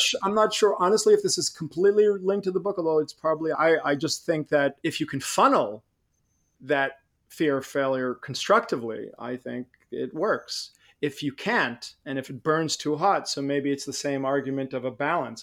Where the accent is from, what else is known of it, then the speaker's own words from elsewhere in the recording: Israel; moved away; I grew up in Israel